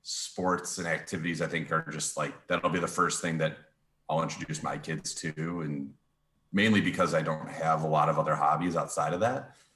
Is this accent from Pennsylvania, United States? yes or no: no; suburban Chicago, Illinois, United States; we were in suburban Chicago.